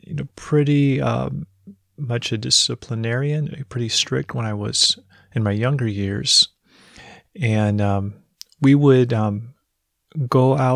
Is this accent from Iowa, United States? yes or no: no; Missouri, United States; I'm from Missouri. I joined the Navy at 18, got married at 18 as well.